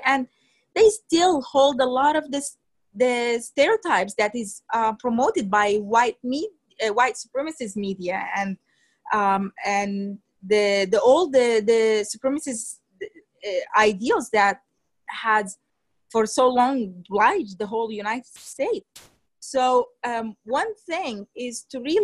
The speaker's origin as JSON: {"language": "English", "country": "Sudan", "moved": "yes", "said": "I'm from Sudan"}